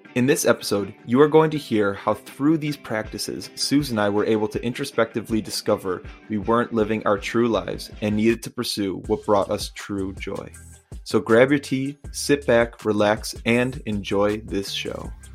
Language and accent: English; Chicago, Illinois, United States; now in Minneapolis, United States; I was born and raised in Chicago. So northwest suburbs